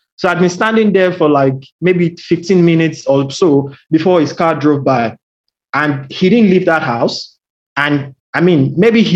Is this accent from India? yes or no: no; Nigeria; now in Australia; I'm Nigerian.